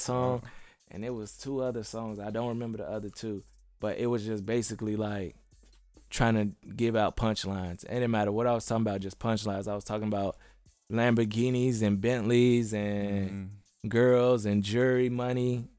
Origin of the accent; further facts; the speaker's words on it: Bellwood, Illinois, United States; moved away as an adult; also born or lived in Chicago, United States / Atlanta, United States; now in California, United States; I'm from Chicago. Uh, I moved out of the inner city when I was young, and we moved all over the place, and we landed up in Bellwood. Mm-hmm. Um, and I lived there majority of my life